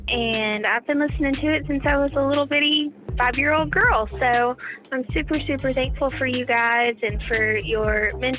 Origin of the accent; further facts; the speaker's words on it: Cedar Springs, Arkansas, United States; I'm from Cedar Springs, Arkansas.